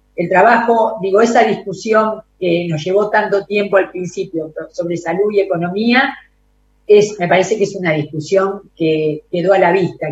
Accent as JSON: {"language": "Spanish", "country": "Argentina", "said": "como Argentina y como argentinos"}